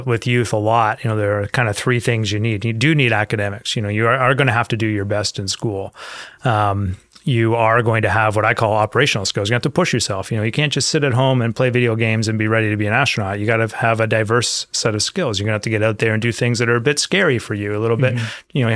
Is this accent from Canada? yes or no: yes; London, Ontario, Canada; I grew up on a farm in rural Ontario, outside of London, Ontario.